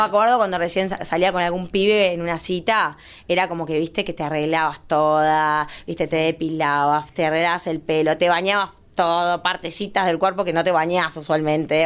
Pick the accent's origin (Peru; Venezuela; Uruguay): Uruguay; moved away; soy uruguaya, me vine a vivir acá hace mucho tiempo